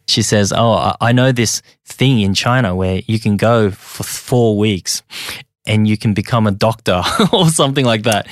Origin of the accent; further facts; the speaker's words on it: Sydney, New South Wales, Australia; English is a second language; also born or lived in Hong Kong; I'm just an immigrant that came here when I was very young um, and ended up growing up in Australia eating Vegemite sandwiches